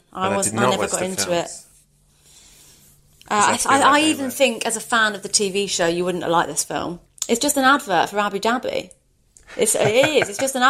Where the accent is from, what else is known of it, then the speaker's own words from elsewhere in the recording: Reading, South East England, United Kingdom; I'm from Reading.